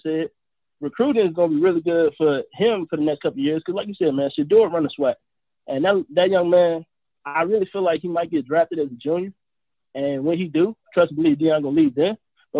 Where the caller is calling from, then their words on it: Jackson, Mississippi, United States; I'm calling from Jackson. Jackson State alumni.